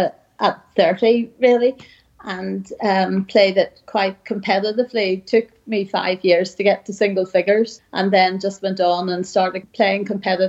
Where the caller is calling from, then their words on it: Bangor, Northern Ireland, United Kingdom; Bangor, Northern Ireland, and it's cold, wet and windy here too.